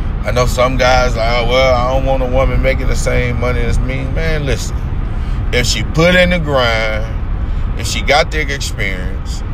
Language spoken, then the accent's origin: English; United States; we as American people